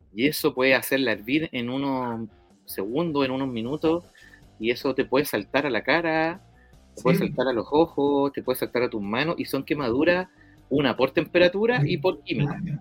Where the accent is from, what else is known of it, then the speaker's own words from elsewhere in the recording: La Pintana, Santiago Metropolitan Region, Chile; yo soy eh, oriundo de La Pintana